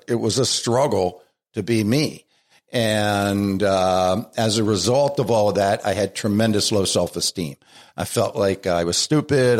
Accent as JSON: {"language": "English", "town": "Baltimore", "region": "Maryland", "country": "United States", "tie": "born or raised there", "accent": "Baltimore", "moved": "as an adult", "lives_now": "Scranton, United States", "said": "I was born in Baltimore and raised in Baltimore"}